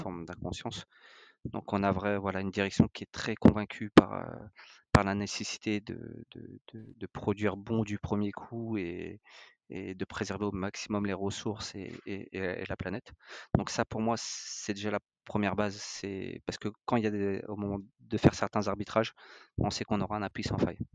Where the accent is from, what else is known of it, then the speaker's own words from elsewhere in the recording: France; on est français, on est des latins